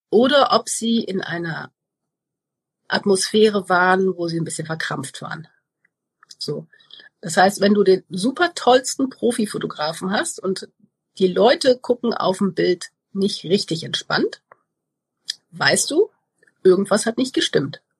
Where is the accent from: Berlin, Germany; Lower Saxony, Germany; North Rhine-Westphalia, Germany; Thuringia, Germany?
North Rhine-Westphalia, Germany; Cologne; ich bin aus Köln